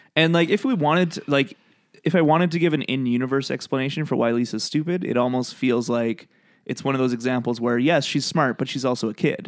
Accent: Canada; I'm Canadian

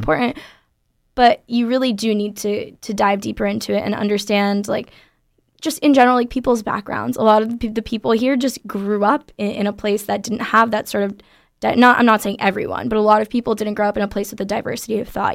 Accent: Florida, United States; moved away as an adult; now in California, United States; I'm from Florida

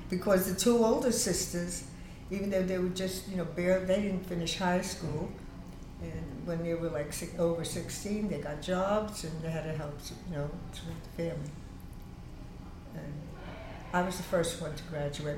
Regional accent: New York City, New York, United States; I was born on Huron Street, and then I, we, we moved to, with my family to Freeman Street

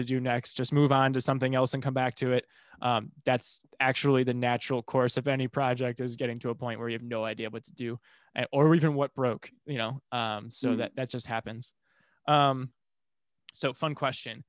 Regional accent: Midwest, United States; also born or lived in Taiwan; I'm from the Midwest and we have tornadoes

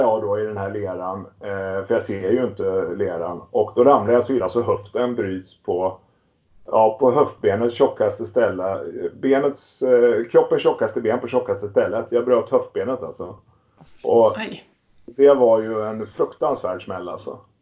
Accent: Västervik, Kalmar County, Sweden; now in Stockholm, Sweden; jag är ursprungligen uppvuxen i Småland, en liten stad som heter Västervik på ostkusten

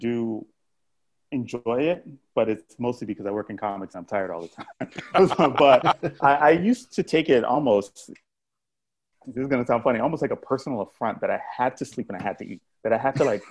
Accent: Miami, Florida, United States; I grew up in Miami

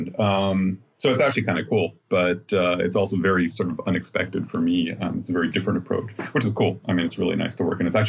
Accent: United States; now in Germany; I'm an American, but I've been living in Germany

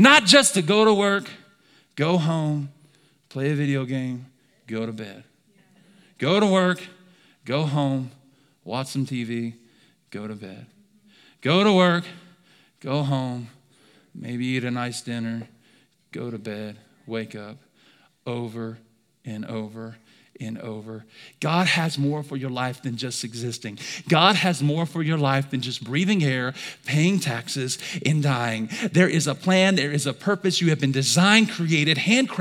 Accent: Alabama, United States; I'm from Alabama

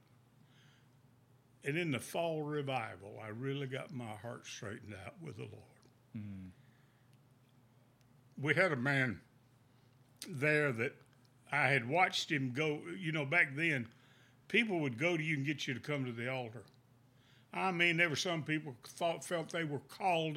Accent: Winnsboro, South Carolina, United States; I'm originally from Winnsboro, South Carolina

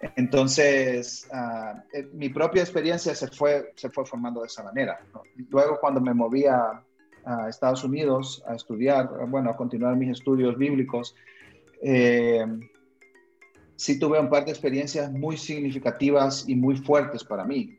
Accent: Honduras; moved away as an adult; also born or lived in Argentina / Texas, United States; now in Guatemala; Yo nací en Guatemala, donde vivo actualmente, Ah, crecí en Honduras, mis padres ambos son hondureños

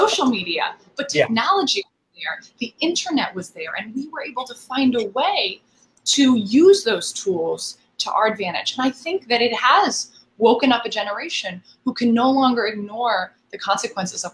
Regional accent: Marin County, San Francisco Bay Area, California, United States; moved away; also born or lived in New York City; I'm very proudly from the North Bay, from the San Francisco Bay Area

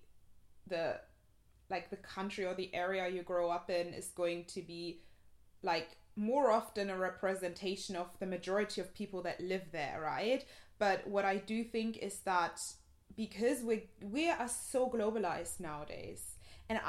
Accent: Germany; moved away; I grew up in Germany in a very, like, white area, predominantly white area

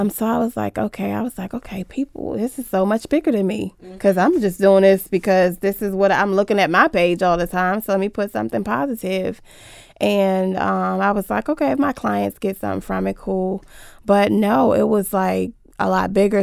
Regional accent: Washington, District of Columbia, United States; I grew up in Southeast DC

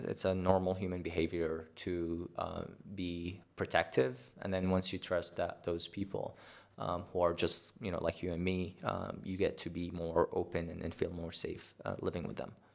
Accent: Baghdad, Baghdad Governorate, Iraq; also born or lived in Mosul, Iraq; now in Jordan; I was born in Mosul, um, actually in northern Iraq, and, um, I grew up in Baghdad

